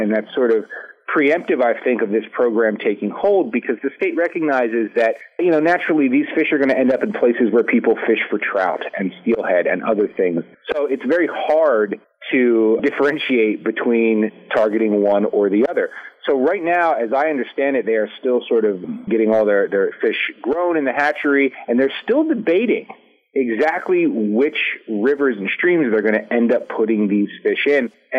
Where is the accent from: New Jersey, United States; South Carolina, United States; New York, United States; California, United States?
New Jersey, United States; I grew up in New Jersey. There's no grayling here.